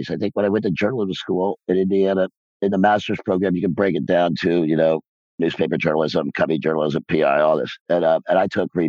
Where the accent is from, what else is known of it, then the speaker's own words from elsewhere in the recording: Ireland; Film is also, and I'm Irish.